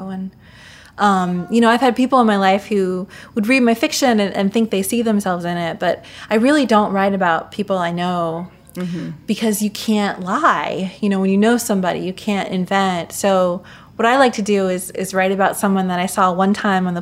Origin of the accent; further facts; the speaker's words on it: Mansfield, Ohio, United States; I grew up in Mansfield, Ohio, which is the home of the Shawshank Redemption